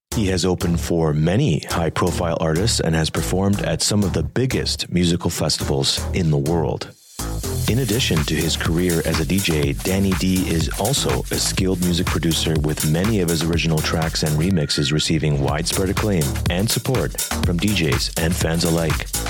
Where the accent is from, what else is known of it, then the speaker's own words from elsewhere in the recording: Toronto, Ontario, Canada; Our experiences at the school, our experiences in Scarborough, in the six, in the borough, as they call it